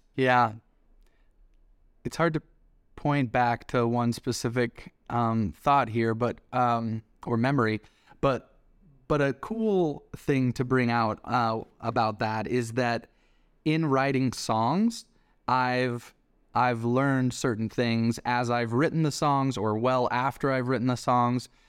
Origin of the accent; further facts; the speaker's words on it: Denver, Colorado, United States; we grew up in Denver, Colorado together